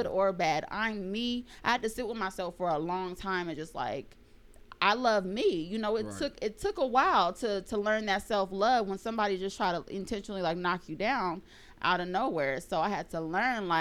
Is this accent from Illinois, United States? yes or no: no; Rialto, California, United States; I'm from San Bernardino too. I grew up in Rialto though